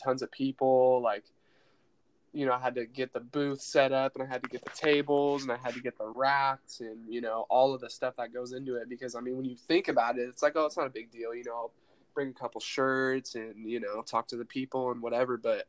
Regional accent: Santa Rosa, California, United States; Yeah. Born and raised Santa Rosa, California.

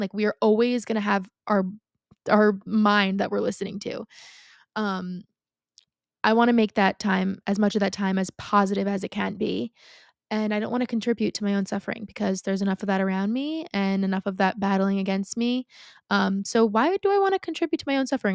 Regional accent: Long Island, New York, United States; I grew up on Long Island. I still live on Long Island, right?

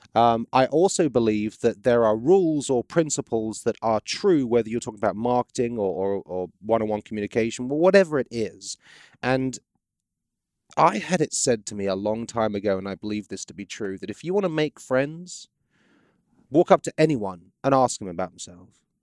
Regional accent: England, United Kingdom; moved away as an adult; now in Baton Rouge, United States; I'm British

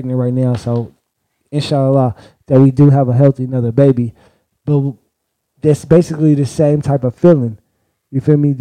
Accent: Oakland, California, United States; I'm from Oakland, California

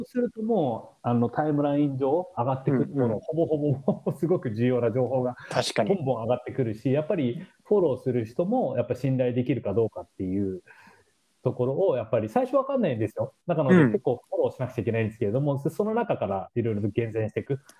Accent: Japan; moved away as an adult; now in San Francisco Bay Area, United States

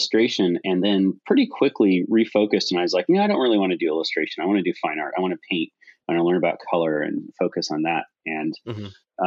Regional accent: Hawaii, United States; now in California, United States; I was born in Hawaii and I lived there, and then I've lived in California

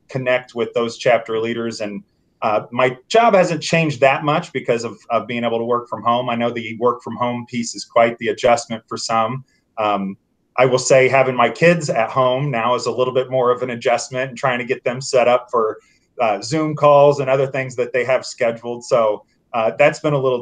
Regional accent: Franklin, Indiana, United States; moved away as an adult; now in Indianapolis, United States; I moved to Franklin, went to Northwood, enjoyed my time in growing up in Franklin.

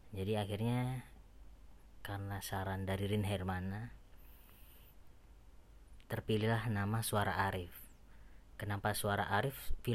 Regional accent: Surabaya, East Java, Indonesia; ngebahas tentang uh, apapun yang berbau Jawa karena saya dari Surabaya kan

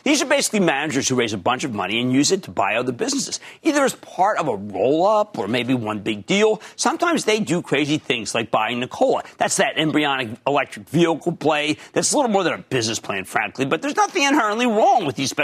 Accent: Philadelphia, Pennsylvania, United States; I'm from Philly. I grew up on this.

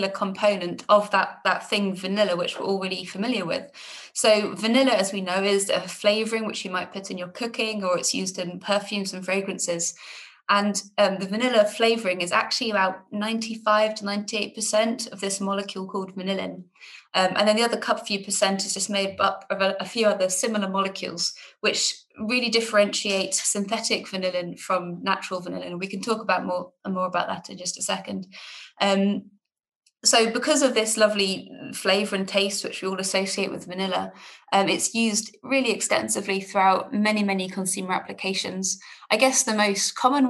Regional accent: Oxford, South East England, United Kingdom; moved away as an adult; also born or lived in Bristol; I'm actually from England originally. I'm from a town called Oxford, which is just near London.

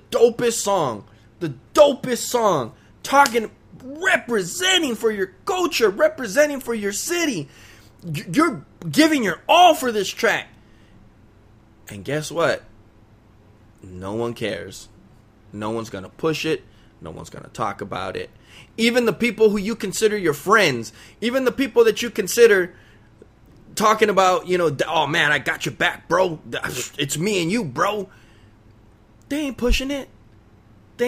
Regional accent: Los Angeles, California, United States; I'm from East LA. I'm a Mexican

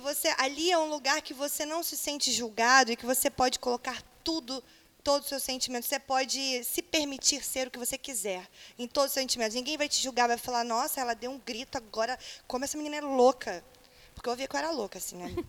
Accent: interior of Paraná, Brazil; moved away as an adult; now in Rio de Janeiro, Brazil; sou do interior do Paraná

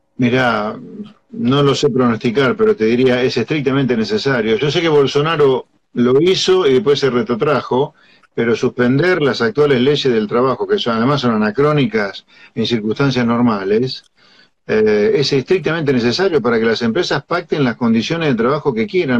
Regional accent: Pergamino, Buenos Aires Province, Argentina; yo nací en Pergamino y vivo en provincia

